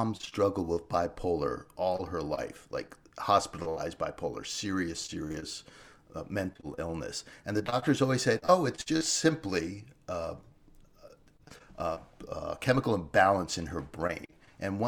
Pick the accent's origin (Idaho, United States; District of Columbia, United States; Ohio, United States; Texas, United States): District of Columbia, United States; Washington; I was a city boy. I grew up in Washington, D.C.